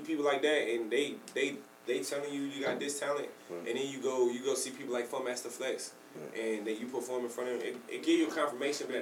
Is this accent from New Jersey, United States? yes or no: yes; New Jersey, United States; also born or lived in North Carolina; I'm from New Jersey